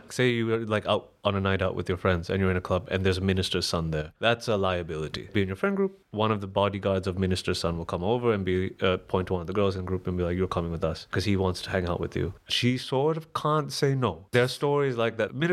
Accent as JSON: {"language": "English", "town": "Colombo", "region": "Western Province", "country": "Sri Lanka", "tie": "born or raised there", "moved": "yes", "lives_now": "Berlin, Germany", "said": "Sri Lanka wasn't terrible, but then life started getting better very quickly as soon as I left. But, but then that's more like I got lucky. I moved to Berlin."}